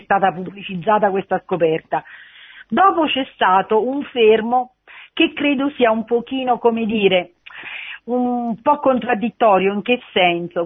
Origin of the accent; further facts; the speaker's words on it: Campania, Italy; now in Province of Rome, Italy; Sono campana, ehm, di nascita e di crescita